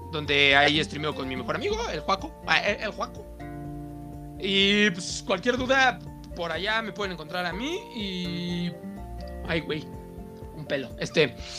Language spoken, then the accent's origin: Spanish; Mexico; soy mexicano